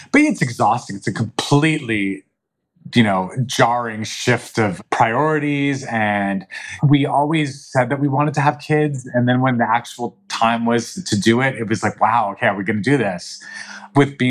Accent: Albuquerque, New Mexico, United States; I grew up in Albuquerque, and it was not the safest city

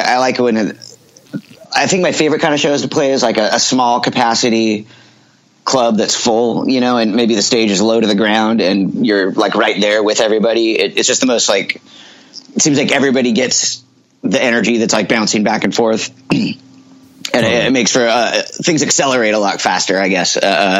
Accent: Mount Vernon, Washington, United States; also born or lived in Bellingham, United States; I was born in Bellingham, Washington, which is right up by the Canadian border.

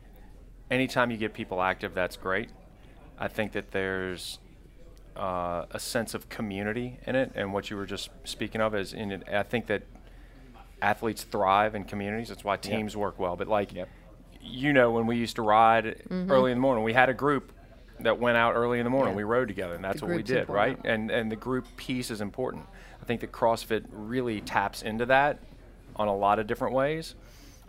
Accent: Mississippi coast, United States; I grew up on the Mississippi coast

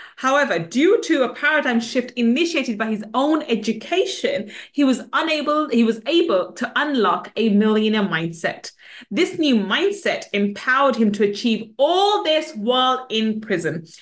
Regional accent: London, United Kingdom; I grew up in the West End, uh, not West End, in the East London, and the in the mm. ghetto part of East London

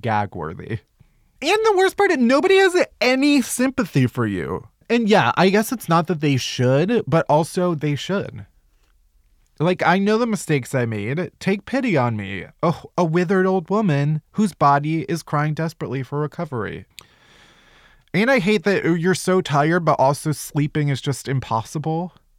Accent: Chicago, Illinois, United States; I'm from Chicago

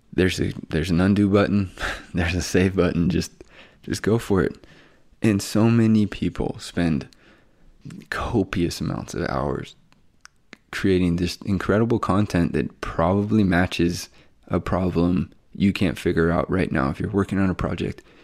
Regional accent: Bellingham, Washington, United States; also born or lived in Pullman, Washington; now in Spokane, United States; I'm from Bellingham, Washington. Went to, um, Seahome High School

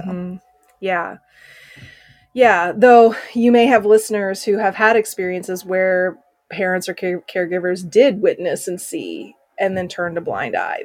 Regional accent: Oklahoma, United States; growing up in Oklahoma, when I was five years old

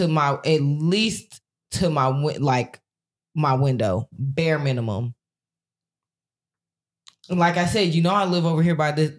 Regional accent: Cedar Hill, Texas, United States; growing up in Cedar Hill.

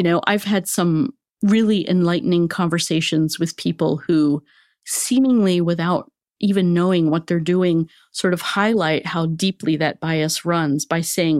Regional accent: United States; First of all, being an American woman, I think, and I grew up in the 60s, thinness was great.

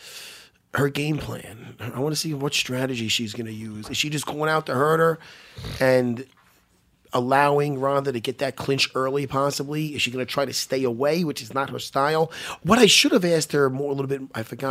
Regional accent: New York, United States; I'm from New York.

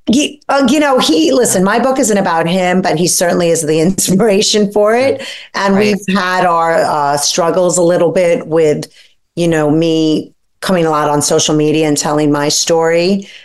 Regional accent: New York City, New York, United States; I grew up poor in Brooklyn with a single mom

